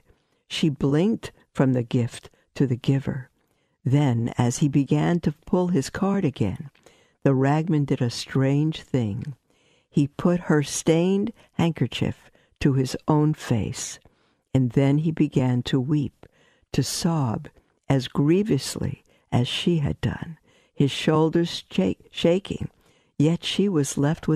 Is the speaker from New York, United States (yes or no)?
yes; New York City, New York, United States; I grew up in Brooklyn, we had peddlers walking